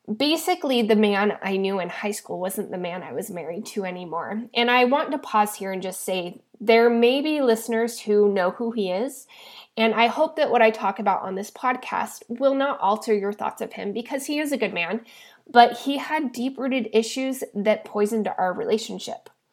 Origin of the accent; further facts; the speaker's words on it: Idaho, United States; now in San Diego, United States; I was actually born and raised in the beautiful and cold state of Idaho